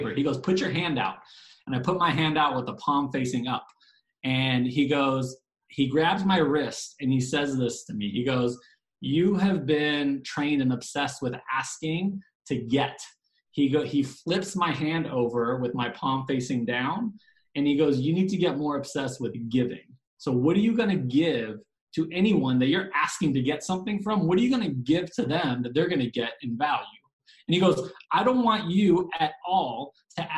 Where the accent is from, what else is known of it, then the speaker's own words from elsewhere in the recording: Bay Area, Northern California, United States; moved away as an adult; now in Dallas, United States; I grew up in the Bay Area, moved to Dallas in 2010